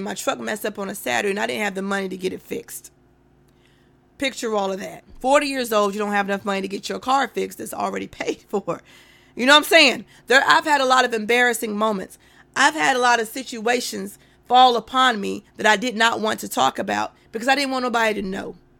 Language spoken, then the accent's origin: English; North Carolina, United States; I'm from North Carolina